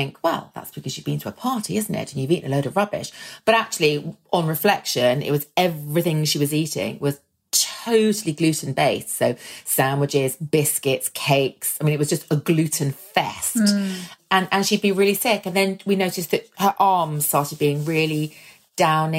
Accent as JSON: {"language": "English", "country": "Ireland", "said": "we're Irish"}